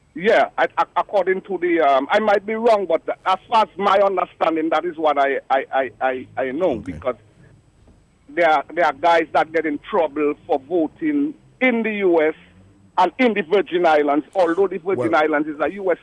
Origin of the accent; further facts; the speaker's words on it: Dominica; now in Georgia, United States; I'm a Dominican. I'm a, and I'm also an American.